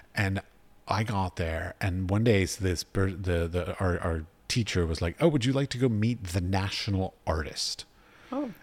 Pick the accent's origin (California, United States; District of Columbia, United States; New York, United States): District of Columbia, United States; Washington; moved away as an adult; also born or lived in United Arab Emirates; I grew up in Washington, D.C.